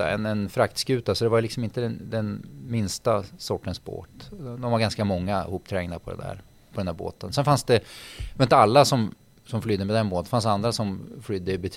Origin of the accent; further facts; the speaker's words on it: Gothenburg, Västra Götaland, Sweden; born there; då bodde de eller vi i Göteborg. Så jag är född i Göteborg.